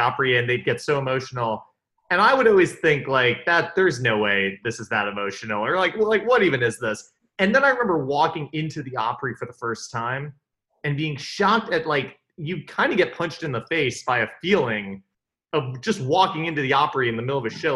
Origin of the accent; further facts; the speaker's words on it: New York City, New York, United States; Like I grew up in New York, basically New York City.